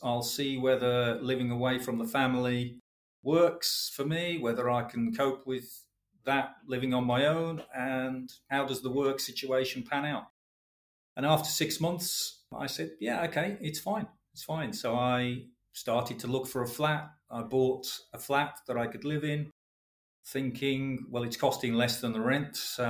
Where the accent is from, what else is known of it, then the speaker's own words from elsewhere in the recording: Midlands, United Kingdom; Obviously, as I've already mentioned, I'm a boy from the Midlands.